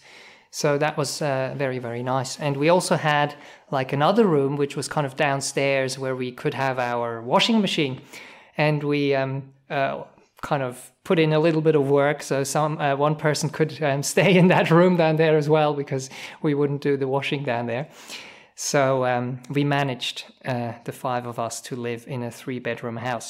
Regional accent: Switzerland; English is a second language; moved away as an adult; also born or lived in New Zealand

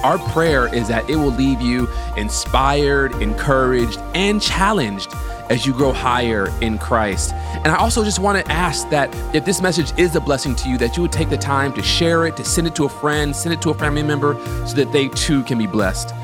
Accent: United States; I'm from the States

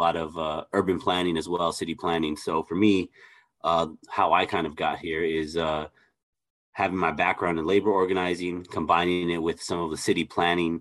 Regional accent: Los Angeles, California, United States; I am originally from Los Angeles, California. I grew up in East

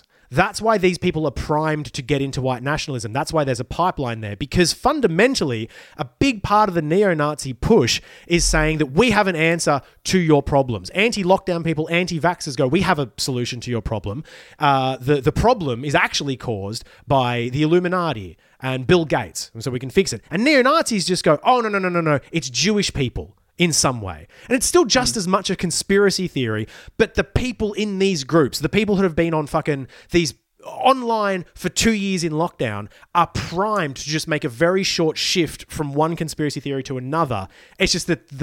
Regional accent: Ballina, New South Wales, Australia; I was growing up in Ballina near Byron.

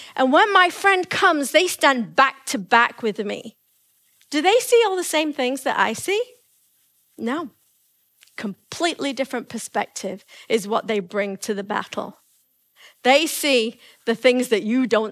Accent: England, United Kingdom; moved away; I come from England.

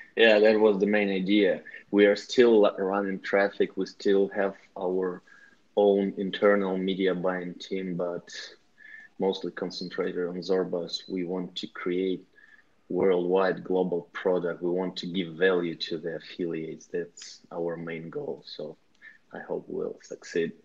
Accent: Russia; we are team from Russia

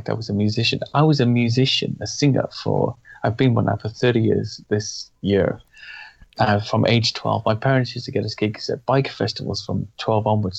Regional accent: Wales, United Kingdom; now in England, United Kingdom; being from an Irish and English background and growing up in Wales

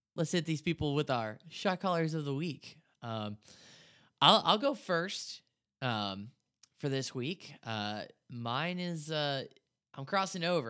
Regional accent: Indianapolis, Indiana, United States; growing up in Indianapolis, I wasn't a Colts fan

